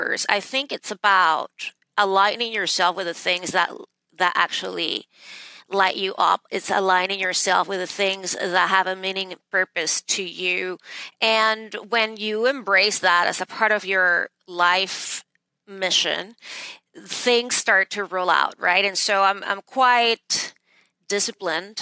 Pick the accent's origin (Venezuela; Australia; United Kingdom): Venezuela; moved away as an adult; now in New York City, United States; I was born and raised in Venezuela, and I moved to the States in the late 90s to attend Harvard Law School